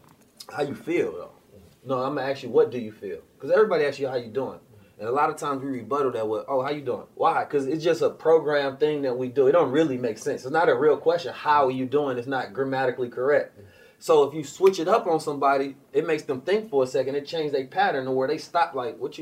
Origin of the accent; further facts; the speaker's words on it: Oakland, California, United States; also born or lived in St. Louis, Missouri; I was born in St. Louis. I was raised in Oakland